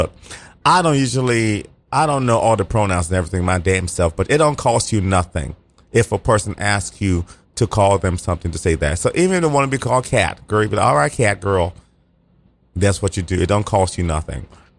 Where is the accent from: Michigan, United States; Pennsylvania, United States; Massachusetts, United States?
Massachusetts, United States; Boston; growing up in Boston, we used to wear cigarettes a lot. We used to wear cigarettes for everything.